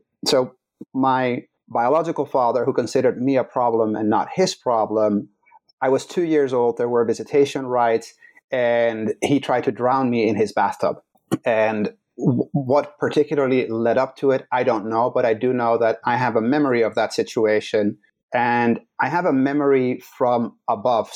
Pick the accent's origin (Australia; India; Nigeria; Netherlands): Netherlands; English is a second language; moved away as an adult; now in Chicago, United States; So I was born in the Netherlands. I was born in a loving household, mom, dad, siblings.